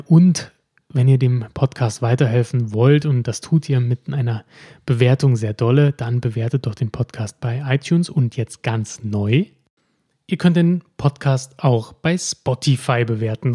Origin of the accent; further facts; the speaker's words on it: Germany; bei uns in Deutschland